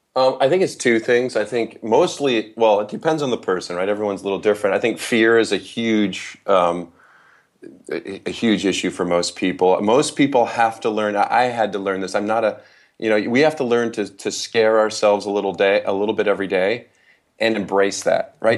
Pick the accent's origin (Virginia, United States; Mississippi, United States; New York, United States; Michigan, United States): Michigan, United States; Holland; I was raised in West Michigan